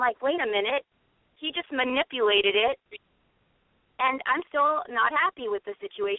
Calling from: Los Angeles, California, United States; I'm 35. I'm calling from Los Angeles.

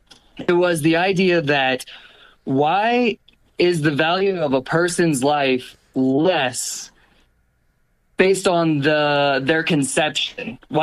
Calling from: Colorado, United States; I am actually calling from Colorado now.

